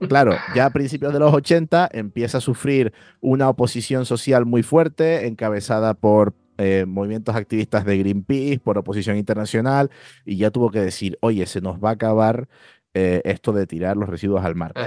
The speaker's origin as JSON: {"language": "Spanish", "country": "Spain", "said": "nosotros los españoles"}